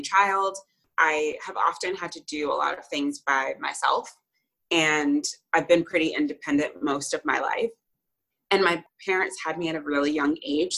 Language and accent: English; United States; i grew up in the united states